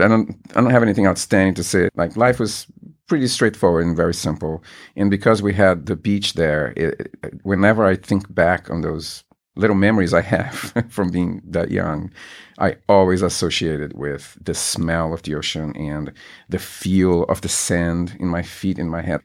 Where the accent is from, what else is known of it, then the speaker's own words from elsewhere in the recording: Brasilia, Federal District, Brazil; moved away as an adult; also born or lived in Natal; now in United States; I lived there until I was about seven or eight, and then my father got a fantastic job in Brasilia, the capital of Brazil, and we moved there. And that's where I stayed until I moved here to the United States